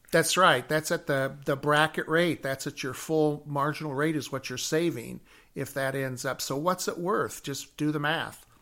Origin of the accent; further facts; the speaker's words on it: Chicago, Illinois, United States; I'm from Chicago